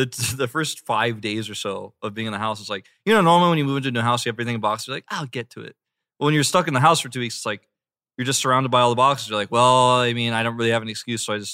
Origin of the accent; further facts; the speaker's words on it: Atlanta, Georgia, United States; I'm from Atlanta